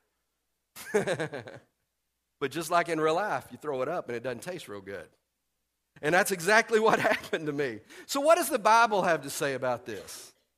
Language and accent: English; Texas, United States; moved away; we're from Texas